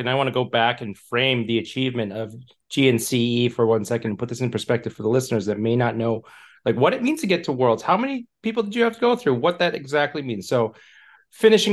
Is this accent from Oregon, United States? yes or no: no; Michigan, United States; moved away; I'm from Michigan, originally is what I call home. We've moved and lived all over